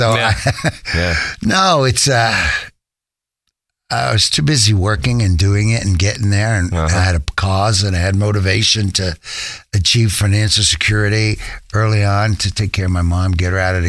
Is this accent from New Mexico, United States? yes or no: no; New York, United States; since I grew up in Spanish Harlem, the streets of New York